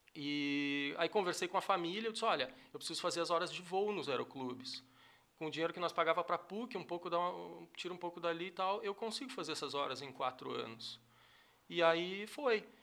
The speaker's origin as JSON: {"language": "Portuguese", "town": "Cachoeira do Sul", "region": "Rio Grande do Sul", "country": "Brazil", "tie": "born or raised there", "also_born_or_lived": "Encruzilhada do Sul / Santa Cruz do Sul / Porto Alegre / Manaus", "said": "Eu nasci em Cachoeira, uhum. morei, acho que um, um, ano de vida. Minha mãe e o meu pai foram morar na, na, fazenda, que meu avô tinha falecido. Ela herdou uma fazenda no Irapuazinho, uhum. perto da Fazenda Chalé, que é uma fazenda famosa hoje. E eu, eu cresci lá"}